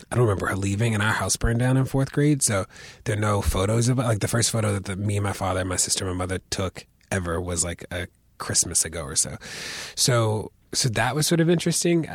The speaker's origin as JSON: {"language": "English", "town": "Baltimore", "region": "Maryland", "country": "United States", "tie": "born or raised there", "said": "I grew up in Baltimore"}